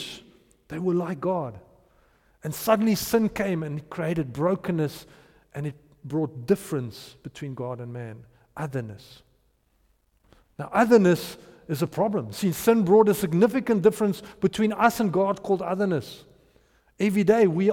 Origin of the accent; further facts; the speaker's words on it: Potchefstroom, North West, South Africa; I grew up in Potchefstroom, and we've got a strong Tswana culture there